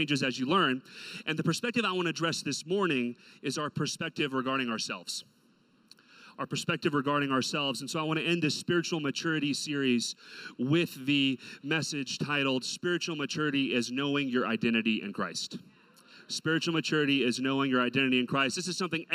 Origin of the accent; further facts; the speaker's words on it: Texas, United States; my first car had a big sticker on the back that said Native Texan. So I was born in the nation of Texas.